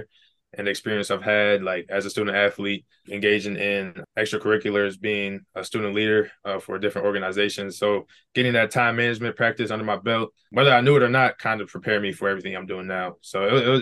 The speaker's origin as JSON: {"language": "English", "town": "Brooklyn Park", "region": "Minnesota", "country": "United States", "said": "I'm from Brooklyn Park, Minnesota. It's about 15 miles north of Minneapolis."}